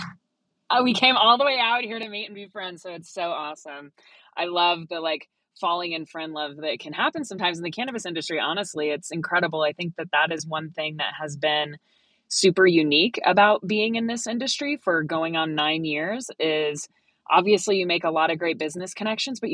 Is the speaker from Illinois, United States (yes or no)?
no; Colorado, United States; I am from Colorado. I've lived here. I was born in Colorado.